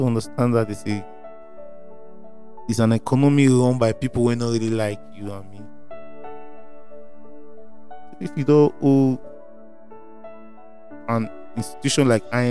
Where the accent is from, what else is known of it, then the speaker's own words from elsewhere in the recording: Nigeria; as a Nigerian